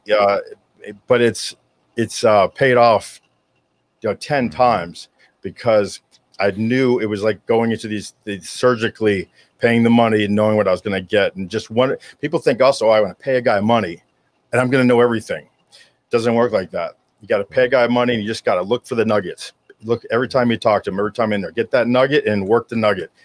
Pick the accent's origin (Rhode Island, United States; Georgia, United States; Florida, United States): Florida, United States; Hollywood; I was born in Hollywood, Florida, which is very rare uh, to be born here in South Florida